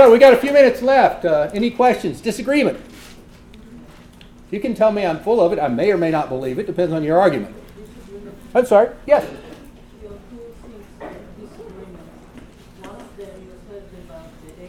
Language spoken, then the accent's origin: English; the South, United States; I grew up in the South, where segregation was legal when I was young.